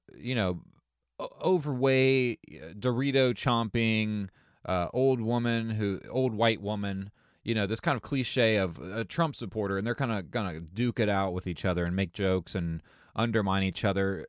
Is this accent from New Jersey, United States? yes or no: no; Southern Ohio, United States; I grew up in Ohio, you know, lower, uh, lower Southern Ohio